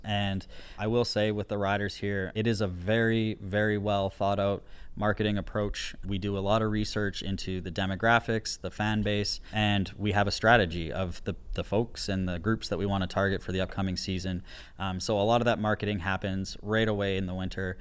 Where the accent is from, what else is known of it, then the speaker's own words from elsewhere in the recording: Alberta, Canada; also born or lived in Saskatoon, Saskatchewan; now in Regina, Canada; I was born in Saskatoon, but I grew up in Alberta